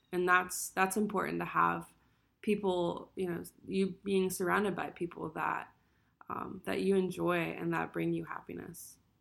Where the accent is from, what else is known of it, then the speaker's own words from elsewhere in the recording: Allentown, Pennsylvania, United States; I'm from Allentown, Pennsylvania